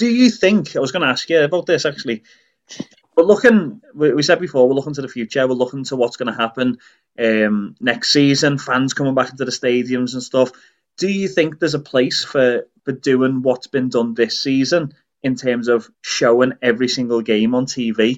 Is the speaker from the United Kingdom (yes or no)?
yes; Liverpool, North West England, United Kingdom; moved away; we grew up around Anfield